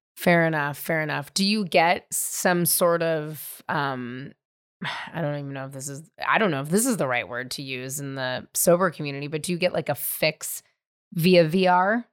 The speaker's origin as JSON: {"language": "English", "region": "California", "country": "United States", "tie": "born or raised there", "said": "I grew up in California"}